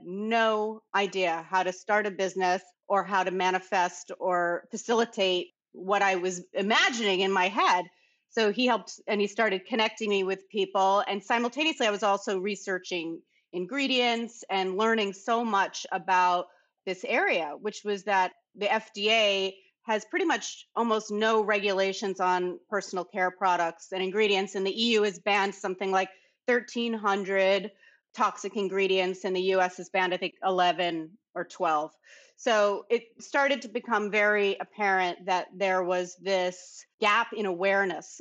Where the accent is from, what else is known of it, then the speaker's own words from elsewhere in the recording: New York City, New York, United States; also born or lived in Bahamas; I grew up born and raised in New York City